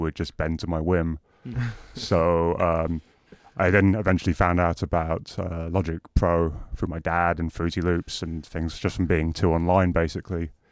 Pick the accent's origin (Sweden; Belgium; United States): Belgium; I do come from Belgium